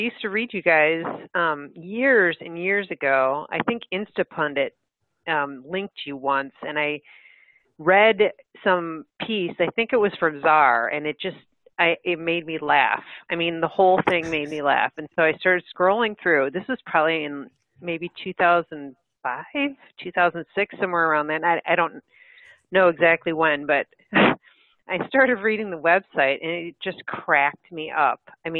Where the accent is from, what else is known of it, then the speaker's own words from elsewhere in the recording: Midwest, United States; Well, I'm a Midwesterner. I mean, through and through, and there's a certain kind of mentality in the Midwest.